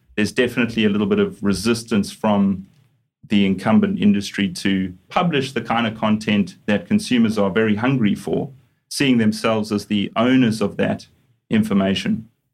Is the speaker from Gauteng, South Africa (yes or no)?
yes; Johannesburg, Gauteng, South Africa; moved away; also born or lived in Durban; I'm a South African originally. So, uh, grew up in Johannesburg, studied in Johannesburg